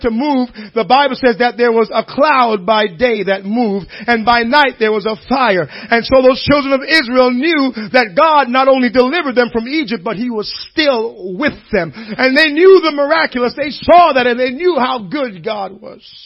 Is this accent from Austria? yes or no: no; Jamaica; moved away; I grew up in Jamaica